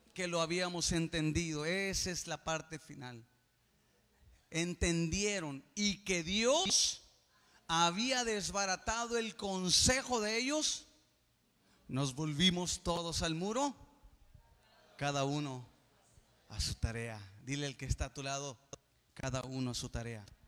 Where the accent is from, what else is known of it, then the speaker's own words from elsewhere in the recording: Mexico; Somos el mexicano del mañana.